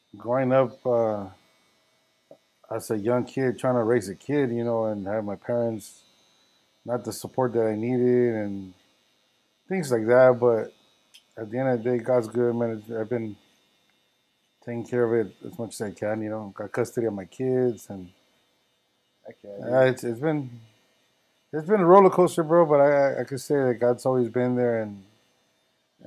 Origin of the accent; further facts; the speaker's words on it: Los Angeles, California, United States; I grew up in South Central